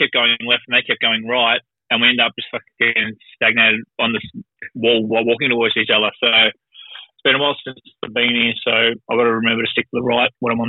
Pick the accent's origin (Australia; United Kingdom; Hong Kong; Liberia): Australia; moved away; people figure out that I'm Australian